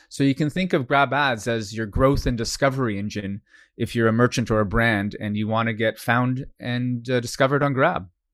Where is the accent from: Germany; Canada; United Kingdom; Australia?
Canada; now in Singapore; I'm Canadian, uh, by birth